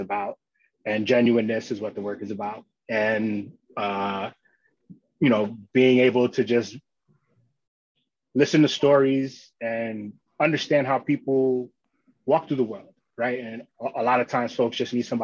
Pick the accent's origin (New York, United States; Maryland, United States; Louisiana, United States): New York, United States; New York City; also born or lived in Long Island, New York / Boston, Massachusetts; I grew up in Queens, and then we moved to Long Island for high school